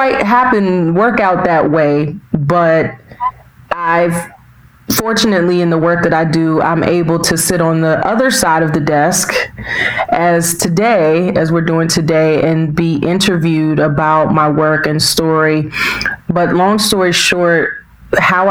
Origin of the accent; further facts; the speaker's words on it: Washington, District of Columbia, United States; also born or lived in North Carolina; I was born and raised in Washington, D.C. proper. So I was raised in the city in the Northwest Quadrant, Ward 4.